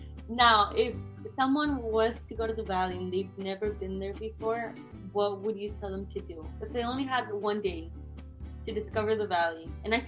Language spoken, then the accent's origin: English; Mission, Texas, United States; we're from Mission